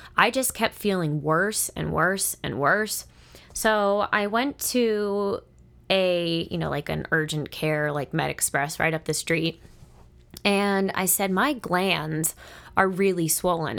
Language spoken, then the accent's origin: English; Monroeville, United States; moved away; I grew up in the Monroeville area. I lived there for thirteen years